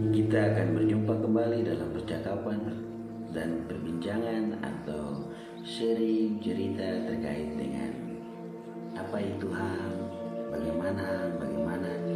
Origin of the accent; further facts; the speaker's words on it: Papua, Indonesia; saya orang Papua